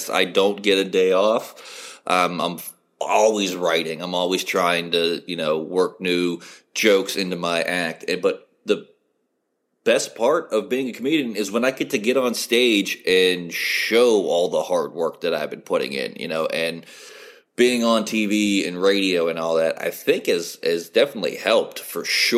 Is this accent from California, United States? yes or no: no; Steubenville, Ohio, United States; now in Zanesville, United States; my hometown, Steubenville